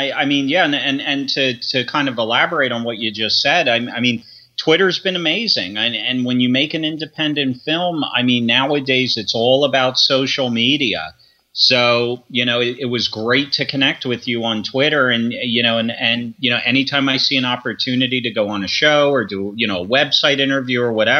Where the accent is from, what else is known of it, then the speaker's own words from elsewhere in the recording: Philadelphia, Pennsylvania, United States; born there; also born or lived in Grosse Ile, Michigan; Well, I was born in Philadelphia, and then from Philly, my family relocated out to Michigan for a few years. We lived there for about 3 years on a small island called Gros Ile. It's outside of Detroit.